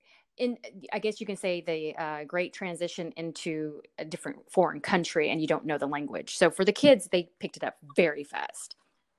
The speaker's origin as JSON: {"language": "English", "region": "Texas", "country": "United States", "also_born_or_lived": "Bordeaux, France", "moved": "as an adult", "lives_now": "France", "said": "I'm from Texas."}